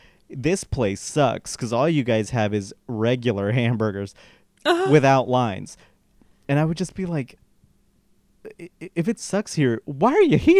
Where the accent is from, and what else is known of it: Colorado, United States; born or raised there; now in Los Angeles, United States